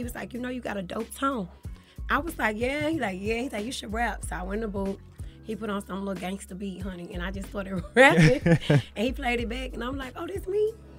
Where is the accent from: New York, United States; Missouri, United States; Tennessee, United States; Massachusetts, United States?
Missouri, United States; St. Louis; now in Atlanta, United States; I'm from St. Louis, Missouri.